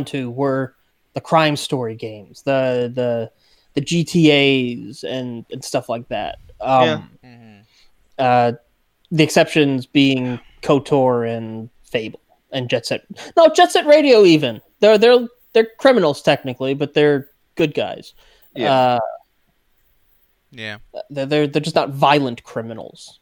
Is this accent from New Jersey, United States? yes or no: yes; New Jersey, United States; I grew up. I'm from Jersey.